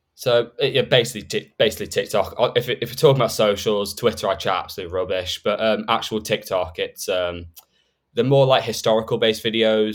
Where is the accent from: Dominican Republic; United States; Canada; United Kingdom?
United Kingdom; Stoke-on-Trent, West Midlands; I'm from the Stoke area